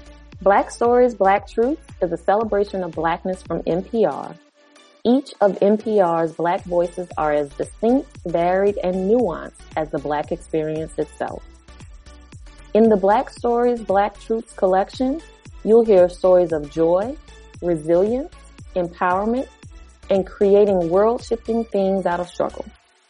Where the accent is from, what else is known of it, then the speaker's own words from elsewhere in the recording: New Orleans, Louisiana, United States; growing up watching Oprah Winfrey and the Black newscasters in my hometown of New Orleans.